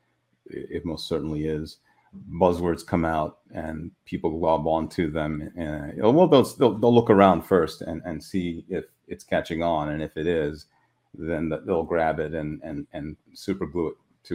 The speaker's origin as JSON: {"language": "English", "region": "Midwest", "country": "United States", "moved": "yes", "lives_now": "California, United States", "said": "Refugee from the Midwest that escaped to sunny shores of California at the first opportunity."}